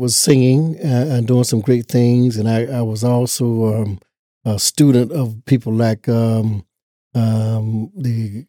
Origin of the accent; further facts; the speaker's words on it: Nash County, North Carolina, United States; I was born right here in Nash County, North Carolina, Rocky Mount area, little town called Easternburg.